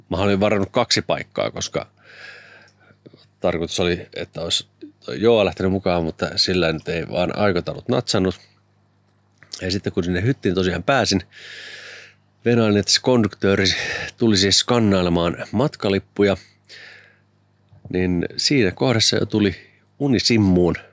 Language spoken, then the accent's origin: Finnish; Lahti, Päijänne Tavastia, Finland; mä oon Lahdesta Jyväskylän nappasin sinut kyytiä, että muonion.